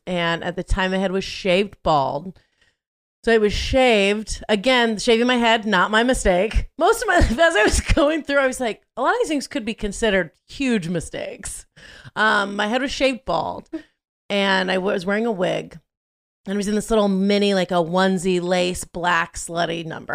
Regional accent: Southern California, United States; I grew up in Southern California, going to school there

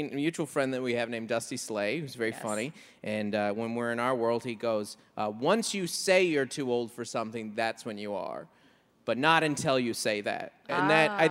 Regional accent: Seattle, Washington, United States; now in California, United States; from Seattle

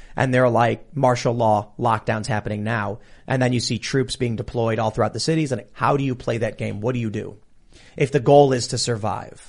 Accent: United States; as an American

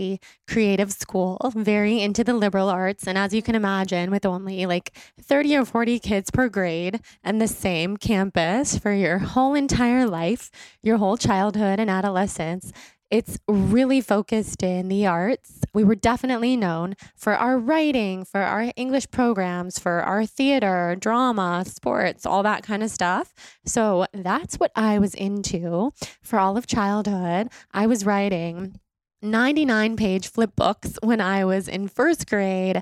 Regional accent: Sacramento, California, United States; I grew up in Sacramento.

